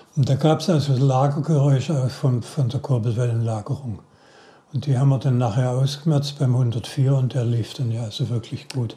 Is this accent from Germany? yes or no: yes; Heilbronn district, Baden-Württemberg, Germany; also born or lived in Stuttgart / Koblenz; Ich bin in Stuttgart geboren, im Kreis Heilbronn aufgewachsen war in Heilbronn auf dem Gymnasium